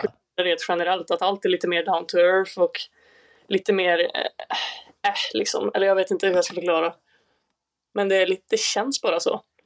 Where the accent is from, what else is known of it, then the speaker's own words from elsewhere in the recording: Säffle, Värmland, Sweden; moved away as an adult; now in Lund, Sweden; fyllde 23 nyligen och jag kommer från Värmland i Säffle, eller Säffle i Värmland